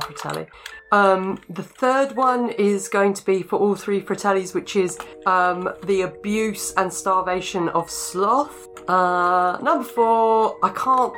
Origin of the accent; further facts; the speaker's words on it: England, United Kingdom; I'm I'm English